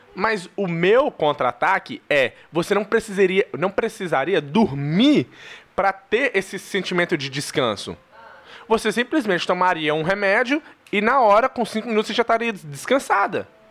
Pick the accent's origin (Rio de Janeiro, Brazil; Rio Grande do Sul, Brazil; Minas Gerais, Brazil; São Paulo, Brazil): Minas Gerais, Brazil; Eu sou mineiro